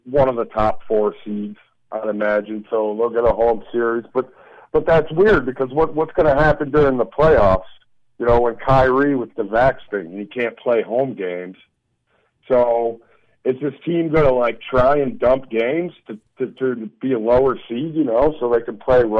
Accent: Detroit, Michigan, United States; I'm from Detroit

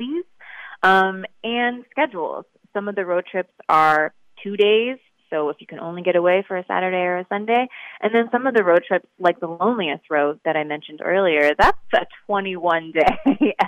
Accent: East Coast, United States; I grew up on the East Coast

